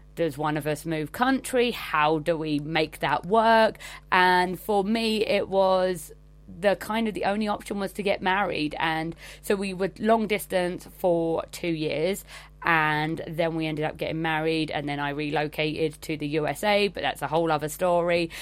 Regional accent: England, United Kingdom; I'm from England

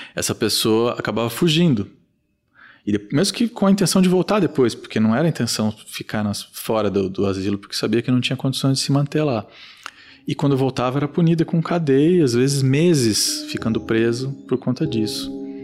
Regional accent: Mogi das Cruzes, São Paulo, Brazil; Eu sou de Mogi das Cruzes

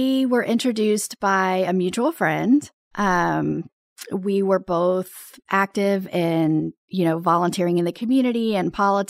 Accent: Texas, United States; born or raised there; also born or lived in Baton Rouge, Louisiana

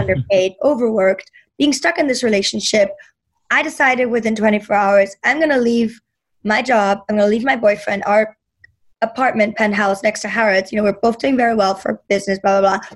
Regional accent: Berlin, Germany; moved away; when I grew up in Berlin

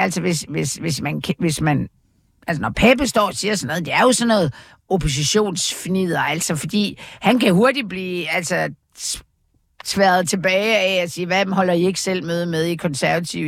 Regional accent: Aarhus, Central Denmark Region, Denmark; i Aarhus, hvor jeg voksede op

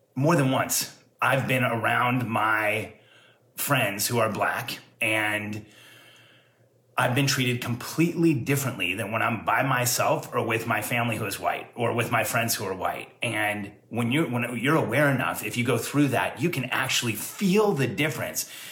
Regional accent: Southern California, United States; also born or lived in Orange County; I grew up in Southern California

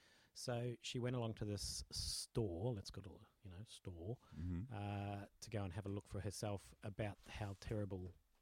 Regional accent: New Zealand; moved away; I grew up in New Zealand.

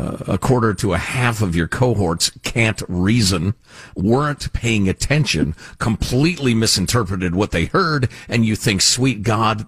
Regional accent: United States; as an American

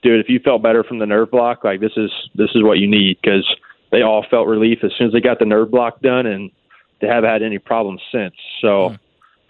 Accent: Alabama, United States; also born or lived in Louisiana; growing up in Alabama

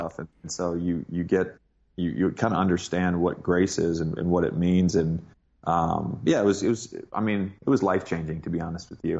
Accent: Virginia, United States; also born or lived in Cookeville, Tennessee; I grew up mostly in Virginia, uh, but I was born in Tennessee.

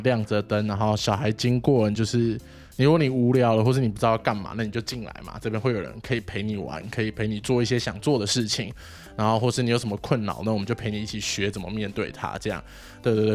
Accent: Taipei, Taiwan; 我来，我来，哎，两三岁之后就搬到万华来了

